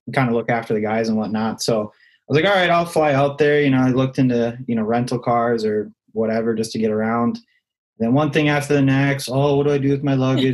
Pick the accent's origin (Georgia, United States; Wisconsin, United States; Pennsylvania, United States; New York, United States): Wisconsin, United States; near Lake Leota; me and my brother skated on Lake Leota yesterday, which is a lake right outside of my hometown.